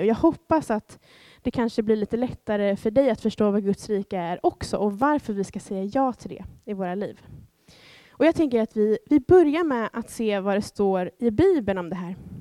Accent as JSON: {"language": "Swedish", "country": "Sweden", "said": "Jag är svensk medborgare"}